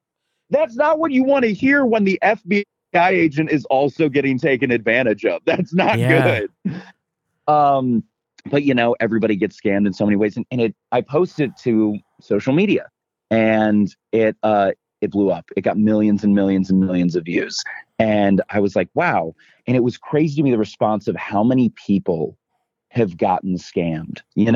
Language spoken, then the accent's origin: English; Midwest, United States; Thankfully, I'm from the Midwest, and there's a few things that you can make me do that I don't want to.